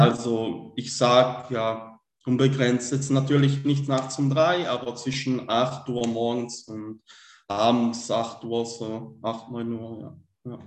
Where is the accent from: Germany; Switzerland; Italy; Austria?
Switzerland; komme aus der Schweiz, bin gebürtiger Schweizer